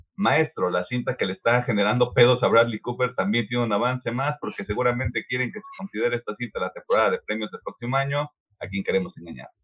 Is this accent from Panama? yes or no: no; Mexico; somos de México nosotros